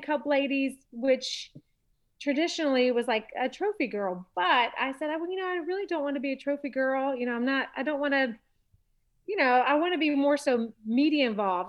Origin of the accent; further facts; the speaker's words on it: Charlotte, North Carolina, United States; also born or lived in Los Angeles, California; I'm born and raised in Charlotte